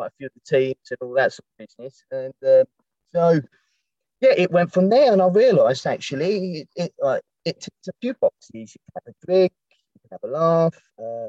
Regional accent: Eltham, London, United Kingdom; moved away as an adult; also born or lived in Dartford; I'm originally from Eltham

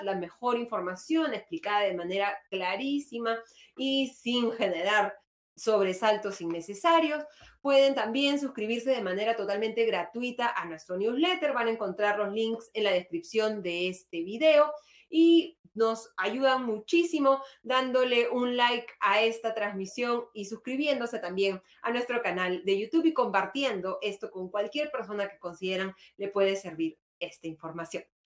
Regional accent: Peru

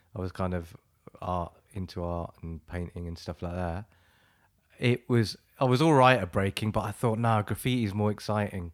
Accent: Wembley, London, United Kingdom; also born or lived in Ladbroke Grove, London; grew up in Wembley

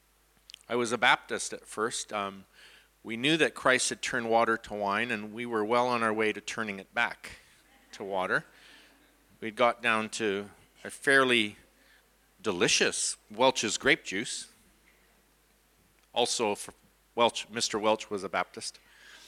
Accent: Canada; from Canada

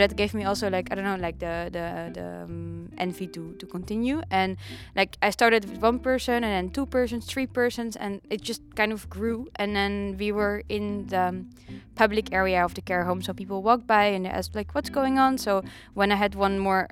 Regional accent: Netherlands; I'm from Holland, from Horen.

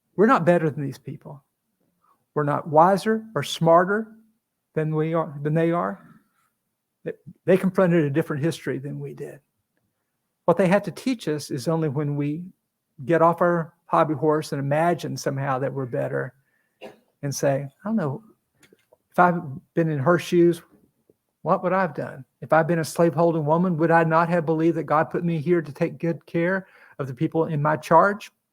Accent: Appalachia, United States; I'm from where Davy Crockett and Daniel Boone are from. That's really not that you can hear it in my accent or anything, but that's where.

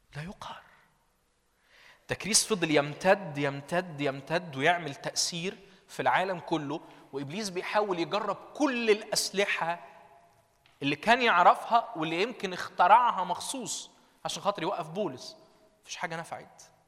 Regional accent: Minya, Minya Governorate, Egypt; من المنيا

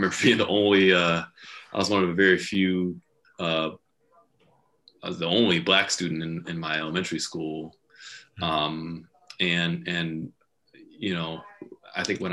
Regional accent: Connecticut, United States; also born or lived in Stratford, Connecticut / Beacon Falls, Connecticut / New York; I grew up in Connecticut

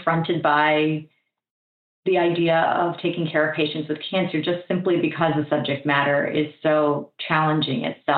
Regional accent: Florida, United States; moved away; I had returned to my hometown in Florida

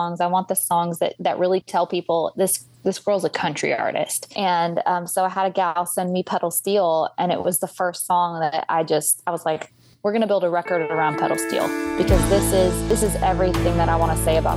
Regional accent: Red River, New Mexico, United States; also born or lived in California; now in Midlothian, United States; But I was born in California, but we moved to Red River, New Mexico when I was really young. And so I grew up in New Mexico.

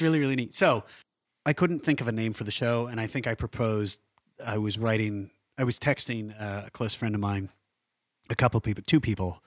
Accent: Midwest, United States; also born or lived in Washington, D.C.; now in Los Angeles, United States; growing up in the Midwest

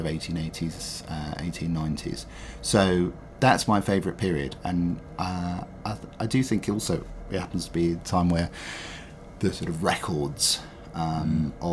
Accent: London, United Kingdom; growing up in London and loving London

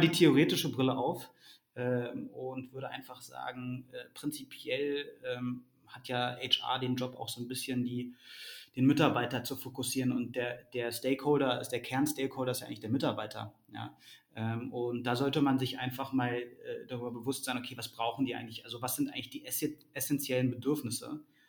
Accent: Berlin, Germany; moved away as an adult; also born or lived in London; geboren in Berlin, aufgewachsen in Berlin, ähm, dann äh, 2007 nach, nach, nach London äh, gezogen

